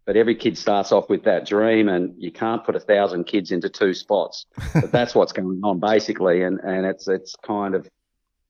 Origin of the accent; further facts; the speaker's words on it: Perth, Western Australia, Australia; I come from Trig Point, Perth.